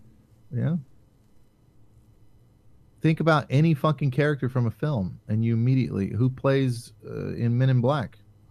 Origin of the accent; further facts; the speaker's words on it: the South, United States; Now, I grew up in the South. My family talks like that. In fact, my wife can barely understand half my relatives.